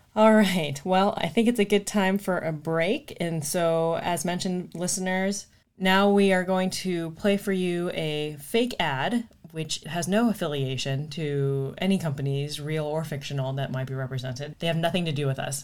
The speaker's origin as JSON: {"language": "English", "town": "Phoenix", "region": "Arizona", "country": "United States", "tie": "born or raised there", "also_born_or_lived": "Minneapolis, Minnesota", "moved": "as an adult", "lives_now": "Oakland, United States", "said": "born and raised in Phoenix, Arizona, went to Arizona State"}